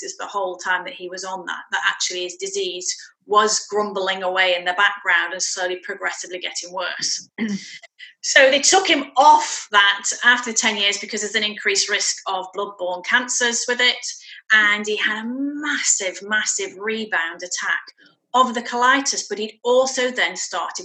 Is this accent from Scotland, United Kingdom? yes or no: no; Shropshire, West Midlands, United Kingdom; moved away as an adult; also born or lived in West London; now in Fife, United Kingdom; I'm born and bred in Shropshire, and we came up here with my husband's work.